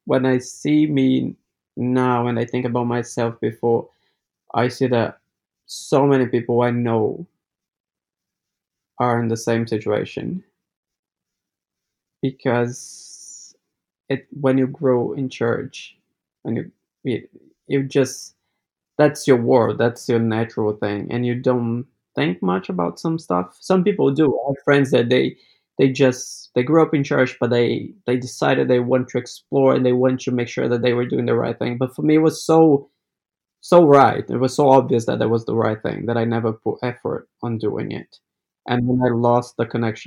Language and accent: English; Brazil; now in New Zealand; I'm from Brazil and I am Adventist